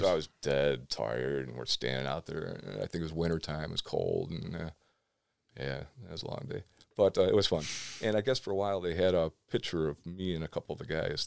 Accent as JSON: {"language": "English", "town": "Cleveland", "region": "Ohio", "country": "United States", "tie": "born or raised there", "said": "I grew up in West Park when they started busing. I moved out to the suburbs."}